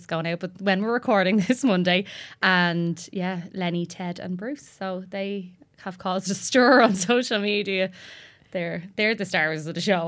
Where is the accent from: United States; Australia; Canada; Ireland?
Ireland; Tallaght, Leinster; I'm from Tala.